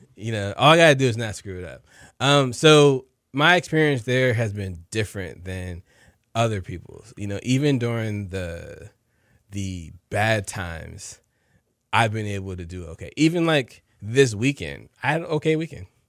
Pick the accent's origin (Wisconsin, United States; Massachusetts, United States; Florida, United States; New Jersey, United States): New Jersey, United States; now in Houston, United States; both my parents worked for the post office back in New Jersey. I'm from New Jersey.